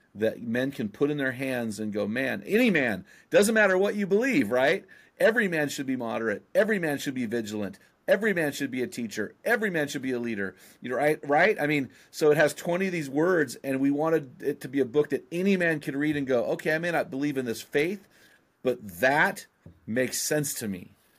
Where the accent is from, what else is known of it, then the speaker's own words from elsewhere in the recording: San Luis Obispo, California, United States; now in Oregon, United States; I'm from San Lu, where the Santa Maria Ste-, seasoning, uh, style was invented